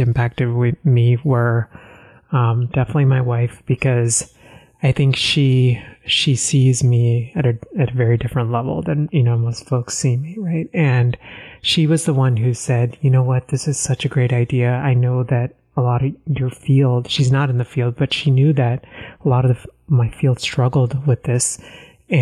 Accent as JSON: {"language": "English", "region": "Texas", "country": "United States", "tie": "born or raised there", "also_born_or_lived": "Northeast United States", "moved": "yes", "lives_now": "Northeast, United States", "said": "I grew up in Texas"}